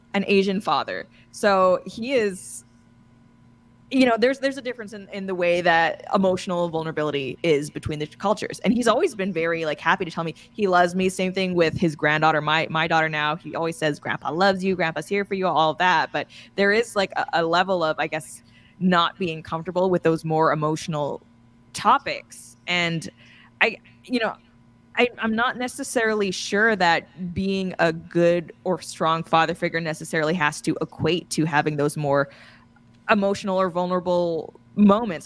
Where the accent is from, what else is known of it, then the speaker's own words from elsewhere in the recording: Canada; I'm being Canadian and just being friendly